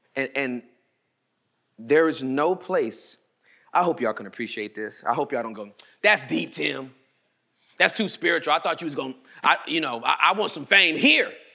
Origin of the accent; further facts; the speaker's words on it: Inglewood, California, United States; now in Texas, United States; where I was born and raised in Inglewood, California.